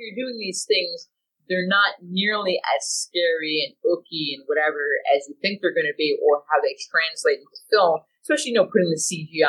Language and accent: English; United States; as an American